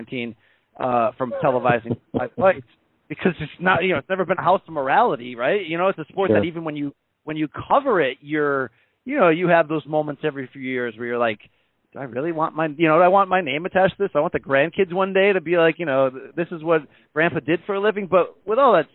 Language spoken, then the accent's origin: English; Naugatuck, Connecticut, United States; Grew up in suburban Naugatuck, Connecticut, nice factory town in the middle of a suburban/urban area environment